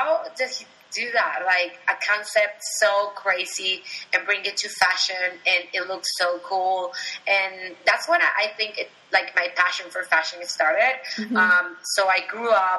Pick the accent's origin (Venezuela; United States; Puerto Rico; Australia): Venezuela; moved away; I was born and raised in Venezuela.